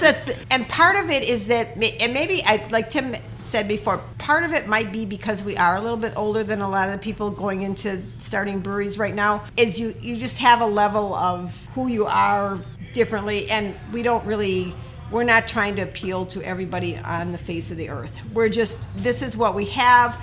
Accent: Milwaukee, Wisconsin, United States; I grew up on South Side of Milwaukee

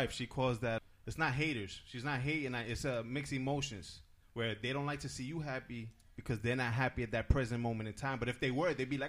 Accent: Hoboken, New Jersey, United States; first language English; also born or lived in Miami; I was born in Hoboken, New Jersey. Like, my native tongue is fucking English.

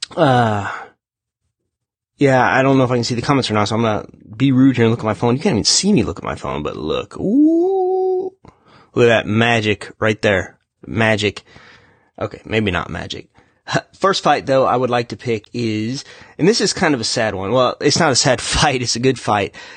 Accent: United States; I, was near my hometown

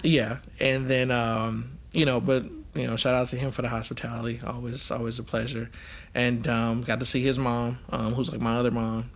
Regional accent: California, United States; moved away; also born or lived in Baton Rouge, Louisiana / Arizona; California for me is home because that's that's where I grew up.

